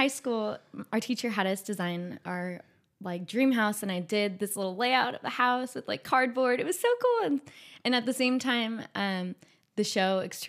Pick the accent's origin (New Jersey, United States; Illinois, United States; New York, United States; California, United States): California, United States; Madera Ranchos; Well, my family, I'm from the Madeira Ranches, and so I grew up on 2.5 acres there. We have orchards. So it was a lot of outdoor plants when I was growing up.